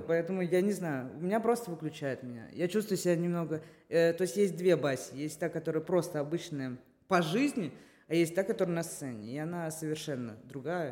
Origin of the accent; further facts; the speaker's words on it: Moscow, Russia; я москвичка